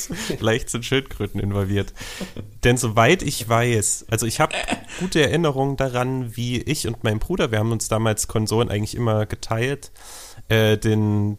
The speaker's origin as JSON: {"language": "German", "region": "eastern Germany", "country": "Germany", "tie": "born or raised there", "said": "ich bin genauso wie du im Osten geboren und aufgewachsen"}